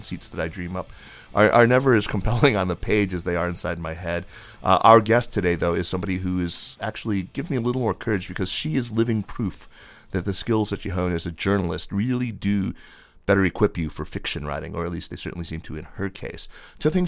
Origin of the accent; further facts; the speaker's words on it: Tucson, Arizona, United States; I grew up there